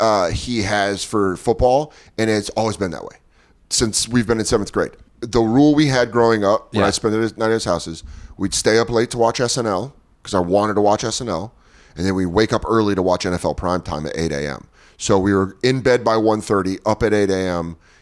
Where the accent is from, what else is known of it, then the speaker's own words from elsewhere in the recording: Denver, Colorado, United States; I'm a 49ers fan, I know. Even though I'm from Denver.